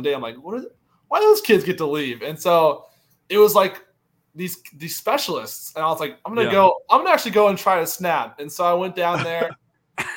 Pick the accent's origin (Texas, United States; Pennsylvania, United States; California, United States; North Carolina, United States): North Carolina, United States; Charlotte; moved away as an adult; also born or lived in Louisiana; I'm from North Carolina, so I grew up a Panthers fan